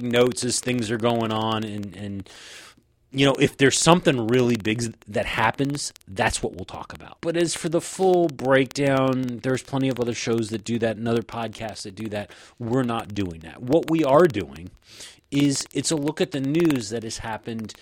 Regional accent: United States; also born or lived in Ohio; Even though we are American, we live in Ohio

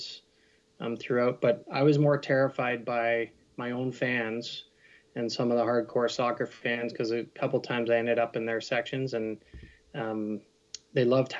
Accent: Peterborough, Ontario, Canada; moved away as an adult; also born or lived in Ottawa; I grew up in Peterborough, Ontario. Still consider that kind of home

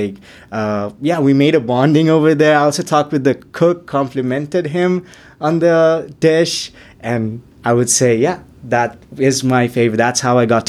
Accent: Chittagong, Chittagong Division, Bangladesh; now in Canada; I'm from Chittagong, so that's the commercial capital of Bangladesh

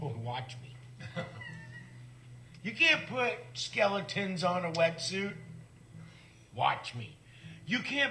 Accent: Santa Cruz, California, United States; growing up in Santa Cruz

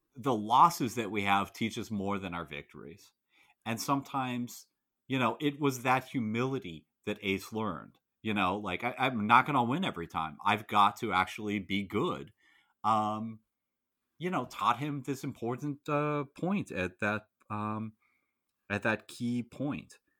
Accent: United States; as an American

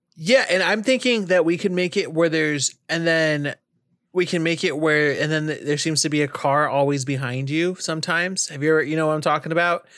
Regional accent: California, United States; now in North Carolina, United States; If I'm from California and I'm driving in a rural place, or now that I live in North Carolina

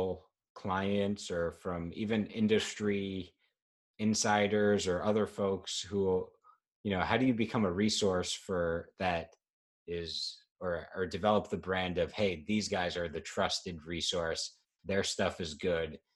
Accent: New York, United States; as a New Yorker

